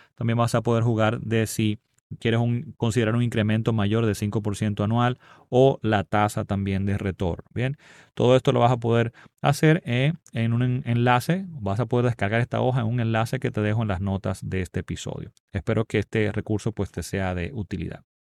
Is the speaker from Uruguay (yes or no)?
no; Dominican Republic; aunque en mi país no afectó tan fuertemente